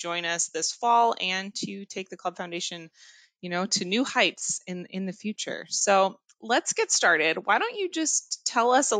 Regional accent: Anchorage, Alaska, United States; I grew up in and around Anchorage

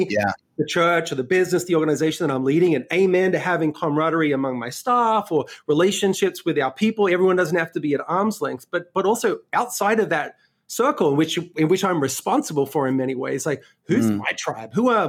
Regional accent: Sydney, New South Wales, Australia; now in New York City, United States; my accent is a little messed up because I was born and raised in Australia and then spent the last 12 years in New York City. So, you know, lived in Sydney.

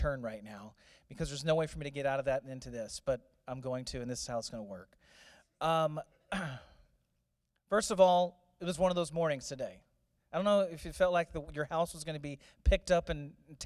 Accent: St. Louis, Missouri, United States; Growing up in St. Louis

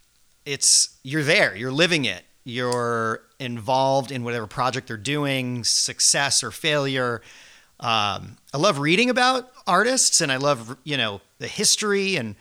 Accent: Fairfield, Connecticut, United States; moved away as an adult; also born or lived in New York; now in Nantucket, United States; growing up in Fairfield, Connecticut

